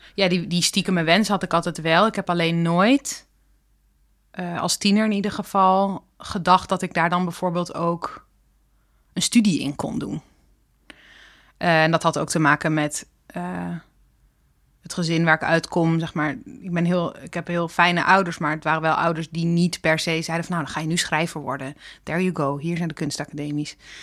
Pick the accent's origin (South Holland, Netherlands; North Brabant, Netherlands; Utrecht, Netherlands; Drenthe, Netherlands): Drenthe, Netherlands; moved away as an adult; now in Amsterdam, Netherlands; ik uit Drenthe kom